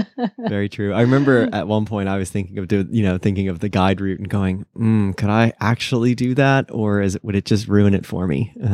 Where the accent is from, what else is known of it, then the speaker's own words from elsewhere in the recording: Virginia, United States; born there; I was born in Virginia.